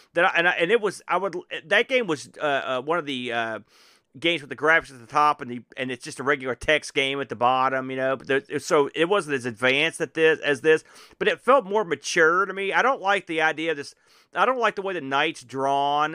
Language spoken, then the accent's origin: English; United States; as an American